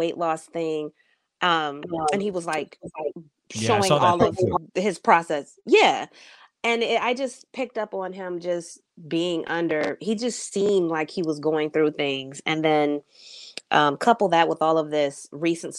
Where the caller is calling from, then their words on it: Detroit, Michigan, United States; I'm calling in from Detroit